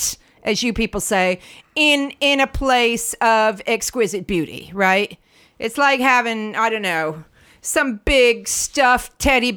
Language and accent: English; United States; now in London, United Kingdom; I'm from the States